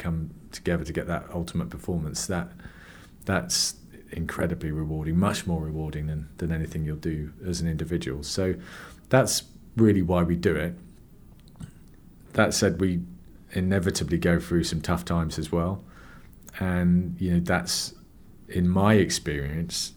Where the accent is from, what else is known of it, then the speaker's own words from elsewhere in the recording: Cornwall, South West England, United Kingdom; I grew up in Cornwall